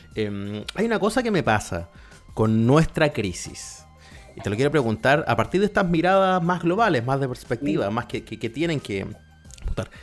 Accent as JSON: {"language": "Spanish", "country": "Chile"}